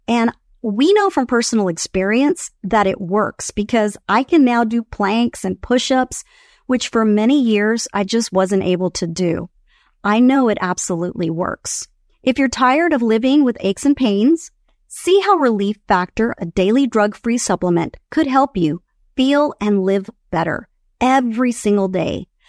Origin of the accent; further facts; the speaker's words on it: Venezuela; moved away; I am Venezuelan. I was born in Venezuela. I still have family in Venezuela.